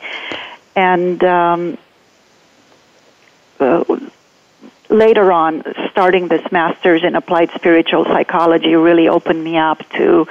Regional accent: Transylvania, Romania; moved away; also born or lived in Santa Monica, California; I grew up in Romania in the central part, which is called Transylvania.

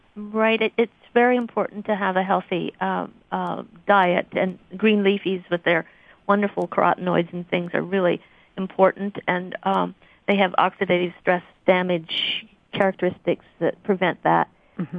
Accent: Missouri, United States; moved away as an adult; also born or lived in Arkansas / Portland, Oregon; now in Boston, United States; I came from the Midwest, uh, grew up in Missouri

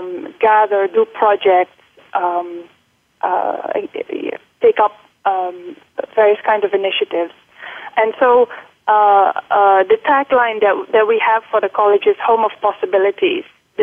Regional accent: Netherlands; English is a second language; moved away as an adult; also born or lived in United Kingdom; now in Singapore; So I am Dutch, and I've lived for 23 years in the Netherlands. And then I went for my graduate studies to the UK, where I've stayed for 8 years, and this is now coming up to my 10th year in Singapore.

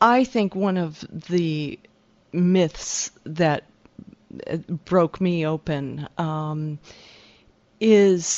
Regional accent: Detroit, Michigan, United States; moved away; also born or lived in Silicon Valley; growing up in Michigan

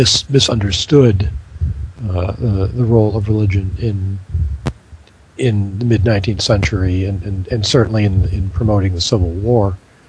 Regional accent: Michigan, United States; now in North Carolina, United States; Well, I'm speaking as a Michigan native teaching in North Carolina

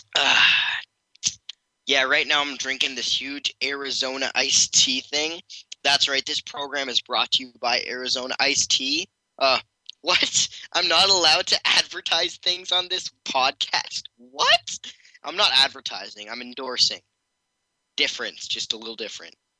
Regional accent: Canada; I am Canadian

